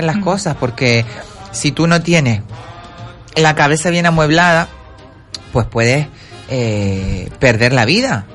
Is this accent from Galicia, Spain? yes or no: no; Canary Islands, Spain; accent: Canarian; moved away; Todos los canarios ¿eh? llevamos un cubano dentro. Entonces, eh, nuestro, nuestro acento es muy diferente al, al peninsular